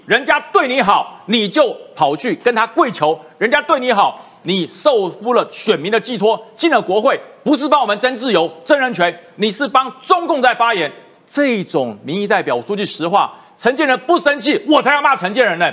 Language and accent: Chinese; Taiwan; 我还是大概是第二代，我，我的家人从中国过来，然后我落地生根，我都认为我是台湾人了